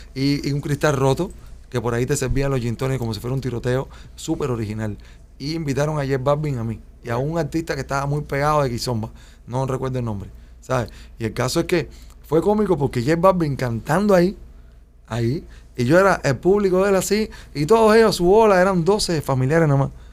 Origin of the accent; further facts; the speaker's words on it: Cuba; moved away as an adult; also born or lived in Spain; now in Miami, United States; como somos los cubanos